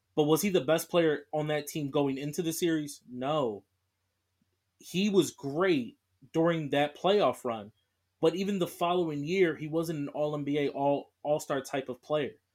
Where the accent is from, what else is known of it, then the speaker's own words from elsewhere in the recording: Philadelphia, Pennsylvania, United States; I'm from Philly